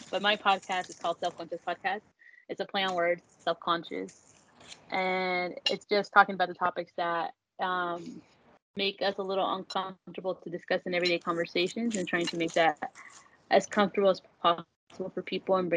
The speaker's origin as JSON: {"language": "English", "town": "Salt Lake City", "region": "Utah", "country": "United States", "tie": "born or raised there", "said": "I'm from Utah, born and raised in Salt Lake City specifically"}